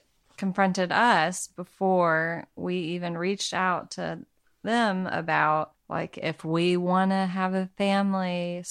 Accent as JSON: {"language": "English", "region": "Arkansas", "country": "United States", "said": "I'm from Arkansas, so my mom has an accent."}